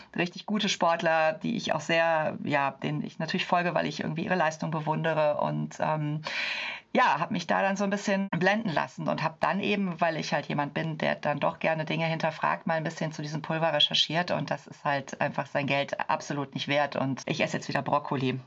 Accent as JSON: {"language": "German", "town": "Cologne", "region": "North Rhine-Westphalia", "country": "Germany", "said": "ich komme aus Köln"}